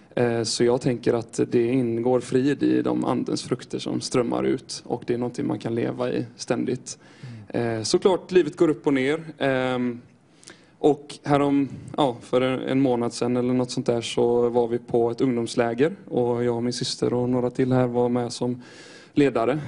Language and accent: Swedish; Styrsö, Västra Götaland, Sweden; jag kommer ifrån Göteborgs skärgård här utifrån, på Styrsö